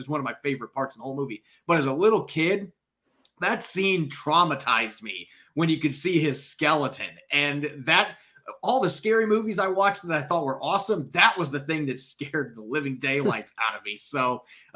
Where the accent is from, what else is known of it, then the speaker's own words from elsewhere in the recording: Midwest, United States; I grew up in the Midwest